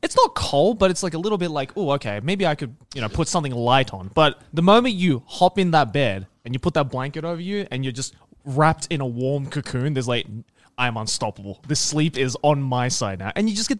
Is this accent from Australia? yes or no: yes; Australia; I'm from Australia.